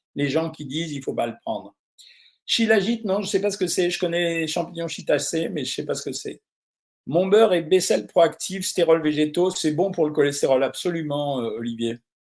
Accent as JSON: {"language": "French", "region": "Normandy", "country": "France", "said": "je suis normand"}